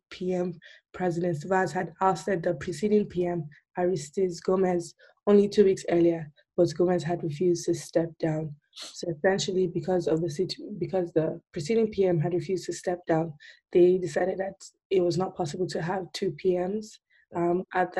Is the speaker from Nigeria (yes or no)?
yes; Nigeria